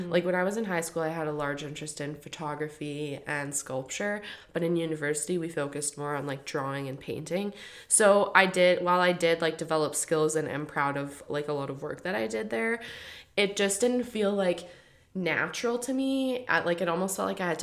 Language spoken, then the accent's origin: English; Kelowna, British Columbia, Canada; moved away; coming from the small kind of minded community of Kelowna, BC